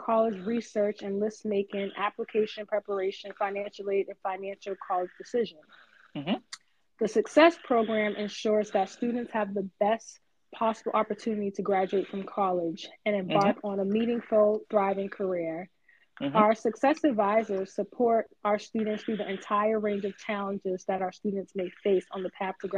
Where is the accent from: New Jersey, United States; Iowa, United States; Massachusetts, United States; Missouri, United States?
Massachusetts, United States; Boston; moved away as an adult; now in Atlanta, United States; I'm born and raised in Boston, but I currently reside in Atlanta with my husband and 2-year-old son.